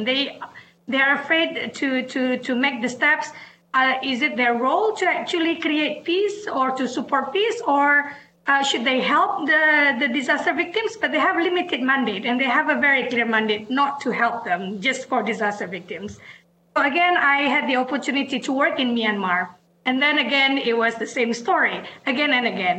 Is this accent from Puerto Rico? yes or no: no; Aceh, Indonesia; now in Washington, D.C., United States; I come from Aceh, where the tsunami, the Indian Ocean tsunami in 2004 hit. As an Acehese, I lived through the conflict